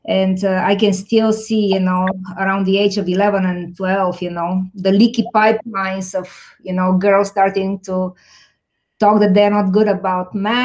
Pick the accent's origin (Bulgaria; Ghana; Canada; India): Bulgaria; now in Chicago, United States; I grew up in Bulgaria